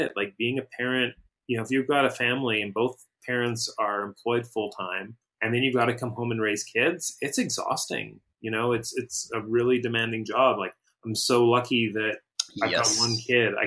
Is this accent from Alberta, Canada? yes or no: no; Battleford, Saskatchewan, Canada; I'm from a small town in Saskatchewan, which is Saskatchewan's the province in the middle of Canada that's shaped like a big door. It's a big rectangle. And my town is, if there was a doorknob on the left, that's kind of where Battleford is